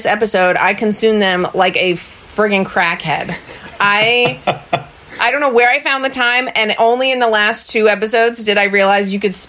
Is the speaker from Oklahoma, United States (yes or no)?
no; New Jersey, United States; I'm from New Jersey. I should know how to say this.